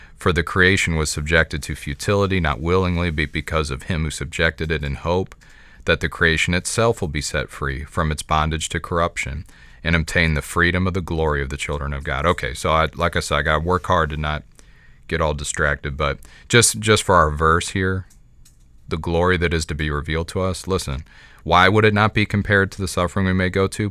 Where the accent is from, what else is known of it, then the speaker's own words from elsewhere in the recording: United States; I am an American Christian